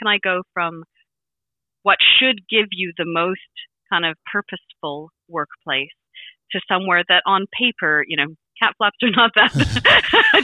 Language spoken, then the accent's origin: English; Vancouver Island, British Columbia, Canada; moved away as an adult; now in England, United Kingdom; on Vancouver Island where I'm from